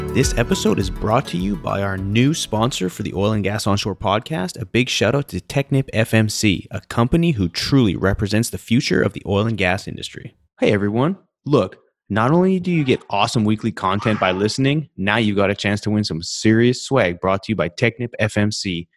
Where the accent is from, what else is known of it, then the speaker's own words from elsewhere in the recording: Canada; moved away; growing up in Canada